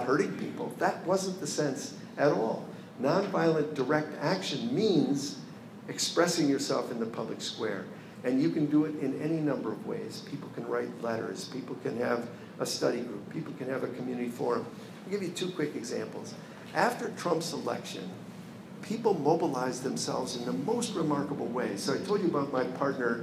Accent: Chicago, Illinois, United States; I'm from Chicago

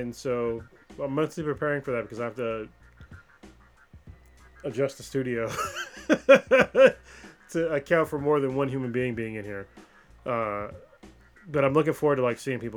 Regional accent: United States; I'm American

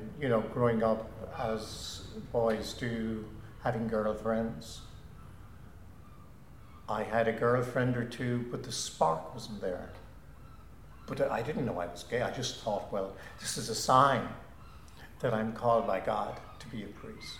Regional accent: Ennis, County Clare, Ireland; moved away as an adult; growing up in Ennis in the 50s and 60s

